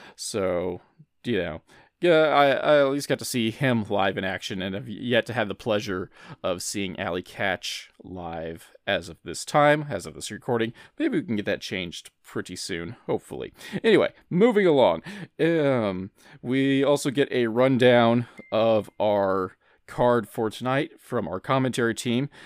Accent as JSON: {"language": "English", "region": "Midwest", "country": "United States", "said": "I'm from the Midwest"}